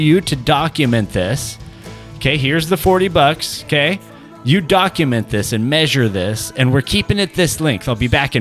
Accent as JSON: {"language": "English", "country": "United States", "said": "as an American, as a patriot"}